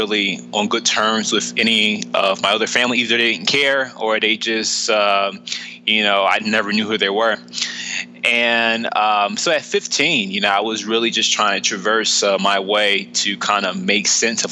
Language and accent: English; Philadelphia, Pennsylvania, United States; I was born and raised in Philadelphia, Pennsylvania.